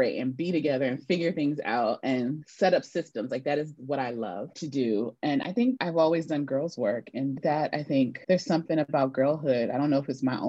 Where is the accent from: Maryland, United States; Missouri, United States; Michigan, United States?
Maryland, United States; Prince George's County, DC area; also born or lived in New York; I grew up in a community of immigrants from Sierra Leone in the DC area